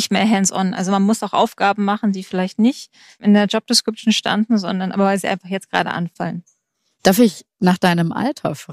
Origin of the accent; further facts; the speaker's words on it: Baden-Württemberg, Germany; Man muss dazu sagen, ich komme aus dem Schwarzwald